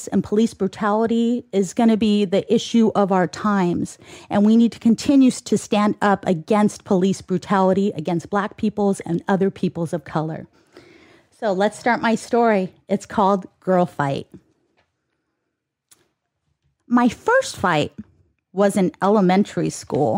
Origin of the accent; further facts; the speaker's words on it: Ontario, California, United States; also born or lived in San Bernardino, California; I'm a girl who grew up right here in Ontario, where this studio sits.